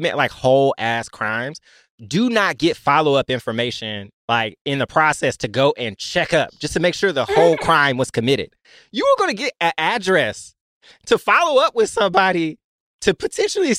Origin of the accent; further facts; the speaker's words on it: Memphis, Tennessee, United States; moved away; I'm happy I'm not in the South anymore. I'm from Memphis, Tennessee